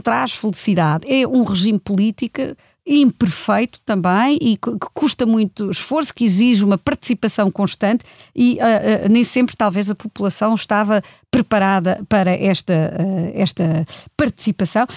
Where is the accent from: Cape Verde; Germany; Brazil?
Germany; now in Portugal; eu cresci na Alemanha e nos anos 80 andava eu na escola